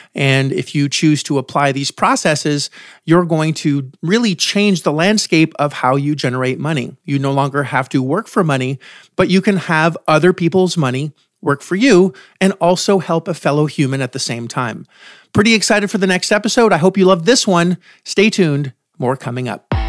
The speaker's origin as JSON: {"language": "English", "country": "Canada", "moved": "yes", "lives_now": "United States", "said": "I'm from Canada originally, and we have free healthcare."}